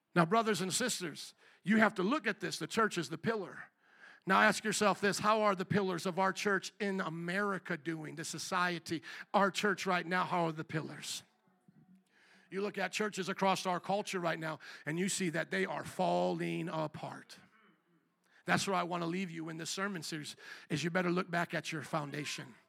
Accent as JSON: {"language": "English", "country": "United States", "said": "I am a kingdom citizen before I'm an American citizen, before I'm Polish and Italian"}